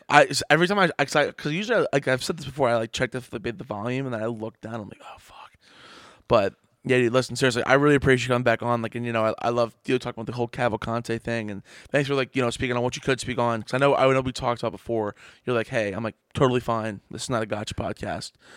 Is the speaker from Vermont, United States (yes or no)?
no; Trenton, New Jersey, United States; I grew up in Trenton, New Jersey